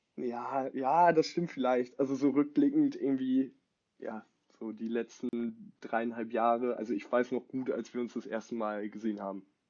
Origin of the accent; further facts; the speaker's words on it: Bad Oeynhausen, North Rhine-Westphalia, Germany; now in Hamburg, Germany; wohne in Hamburg, komme aber nicht wie Grieco nicht gebürtig aus Hamburg, sondern aus Bad Oeynhausen